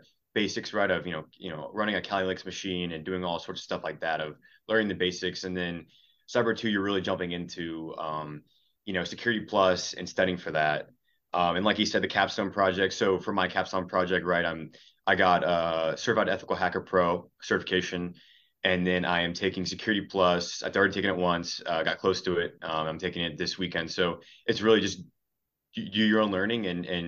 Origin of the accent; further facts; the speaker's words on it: Cincinnati, Ohio, United States; I'm from Cincinnati, Ohio.